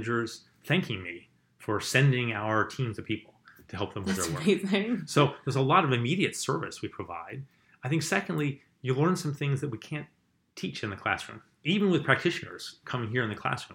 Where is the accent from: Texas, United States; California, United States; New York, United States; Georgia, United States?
New York, United States; Poughkeepsie; my hometown in New York State, which is Poughkeepsie